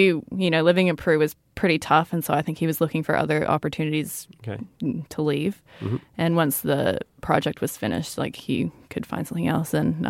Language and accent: English; Brazil; born there; And I was born in Brazil.